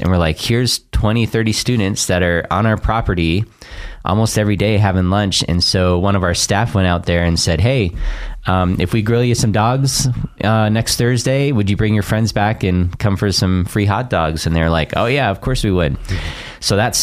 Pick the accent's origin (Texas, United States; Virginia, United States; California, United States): California, United States; Orange County, Southern; moved away as an adult; now in Boise, United States; I grew up in Southern California my whole life